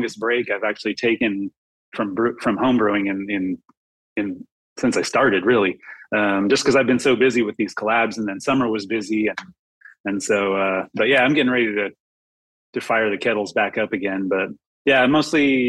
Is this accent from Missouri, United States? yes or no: no; Long Beach, California, United States; also born or lived in Arcata, California; growing up in Long Beach and then going up to Arcata